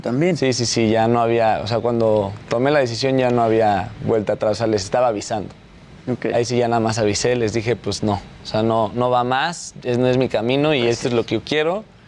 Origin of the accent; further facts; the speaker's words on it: Mexico; soy mexicano